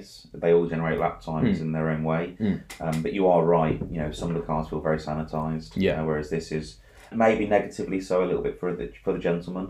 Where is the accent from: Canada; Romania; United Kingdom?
United Kingdom; We're British